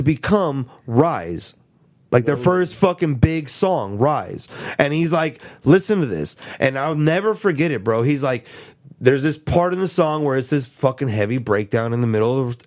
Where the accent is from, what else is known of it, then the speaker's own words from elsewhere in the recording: San Antonio, Texas, United States; We're from San Antonio.